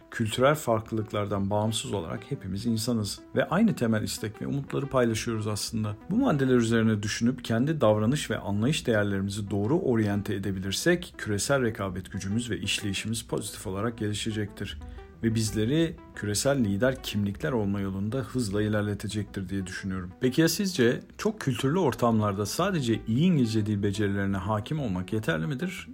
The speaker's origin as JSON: {"language": "Turkish", "country": "Turkey", "said": "Bir Türk olarak"}